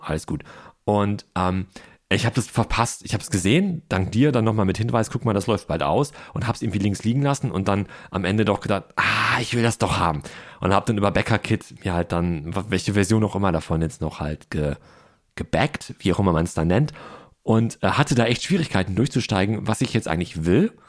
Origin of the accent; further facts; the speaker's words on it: Ruhr area, North Rhine-Westphalia, Germany; moved away; Ich komme aus dem Ruhrport und bin dann mit großen Flaschen groß geworden